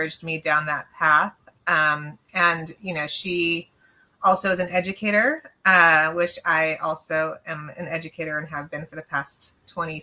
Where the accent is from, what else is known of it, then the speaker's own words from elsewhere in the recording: Los Angeles, California, United States; also born or lived in Arizona; I was born and raised in San Pedro, which is like the Port